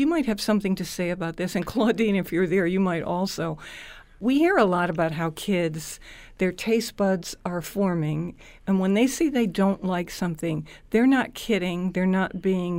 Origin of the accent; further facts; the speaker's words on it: Scotland, United Kingdom; I'm Scottish